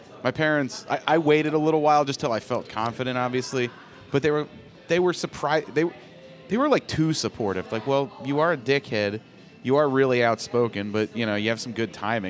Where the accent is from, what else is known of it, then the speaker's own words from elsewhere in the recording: Rockville, Maryland, United States; I'm from Rockville, but yeah.